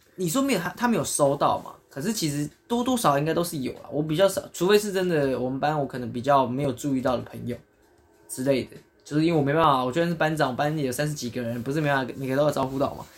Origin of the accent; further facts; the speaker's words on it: Japan; 我们日本人